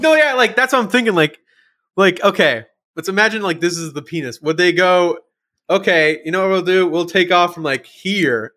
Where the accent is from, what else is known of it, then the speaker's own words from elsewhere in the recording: United States; I'm, I'm American